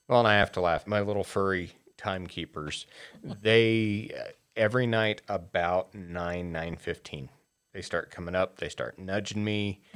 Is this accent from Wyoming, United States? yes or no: yes; Wyoming, United States; now in Utah, United States; I grew up in Wyoming